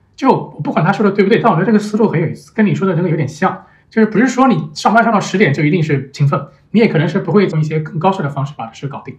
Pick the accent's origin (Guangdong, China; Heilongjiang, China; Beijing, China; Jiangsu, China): Jiangsu, China; Nanjing; moved away as an adult; now in Hanoi, Vietnam; 我老家南京嘛